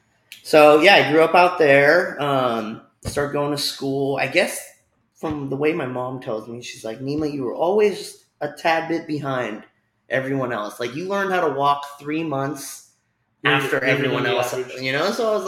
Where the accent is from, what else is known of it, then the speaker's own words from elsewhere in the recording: Philadelphia, Pennsylvania, United States; born there; Anyways, so I was born in Philadelphia.